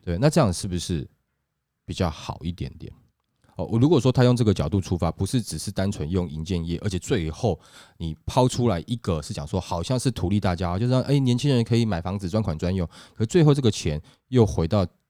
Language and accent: Chinese; Taiwan; 我们台湾人民